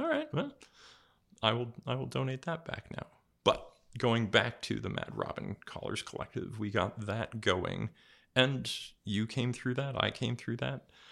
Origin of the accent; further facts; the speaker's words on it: California, United States; moved away as an adult; now in New England, United States; I grew up mostly in California